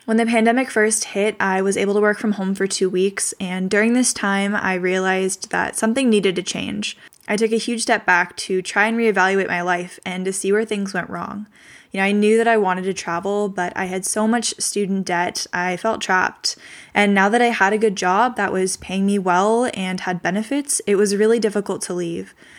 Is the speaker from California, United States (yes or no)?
yes; Northern California, United States; I was born and raised in Northern California